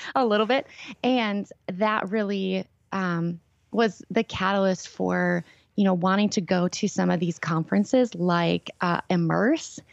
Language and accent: English; Minnesota, United States; I grew up here.